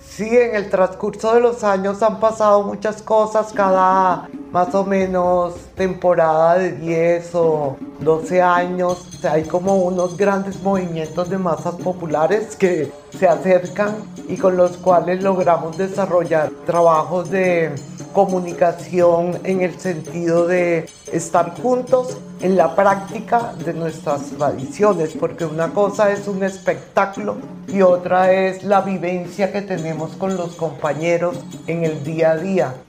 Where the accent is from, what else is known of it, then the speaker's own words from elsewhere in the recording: Colombia; nuestro propio ser como colombianos